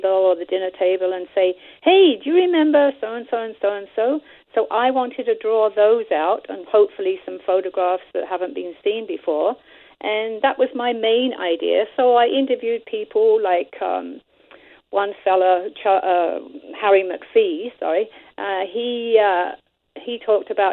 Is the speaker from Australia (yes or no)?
no; England, United Kingdom; now in Canada; when I was growing up in England as a little girl